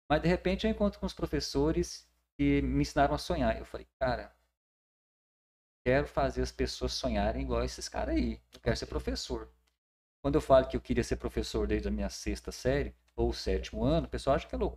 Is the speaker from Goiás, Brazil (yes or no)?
yes; Catalão, Goiás, Brazil; moved away as an adult; now in Tocantins, Brazil; que eu sou de Catalão e nasci na Vila Liberdade.